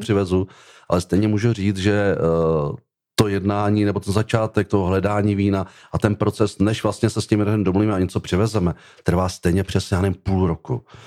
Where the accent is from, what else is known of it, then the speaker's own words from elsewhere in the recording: Czechia; v České republice jsem Čech a jsem hrdý